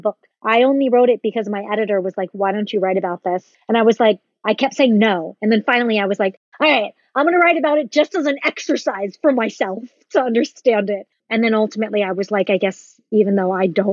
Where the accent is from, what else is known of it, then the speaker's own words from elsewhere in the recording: the South, United States; moved away as an adult; also born or lived in New York; growing up in the South